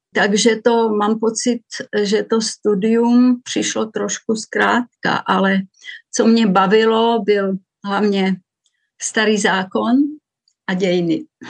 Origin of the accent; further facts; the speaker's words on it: Vsetín, Zlín Region, Czechia; moved away as an adult; also born or lived in Růžďka; now in Zurich, Switzerland; Tak já jsem se narodila na Vsetíně, na Valašsku a do sedmnácti let jsem žila v malé vesničce Růžďce, která je asi dvacet kilometrů od Vsetína